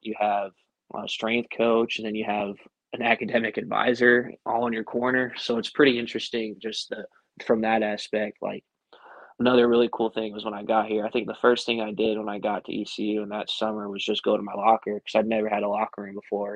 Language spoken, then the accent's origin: English; about an hour north of Denver, Colorado, United States; moved away as an adult; also born or lived in Greenville, North Carolina; I grew up about an hour north of Denver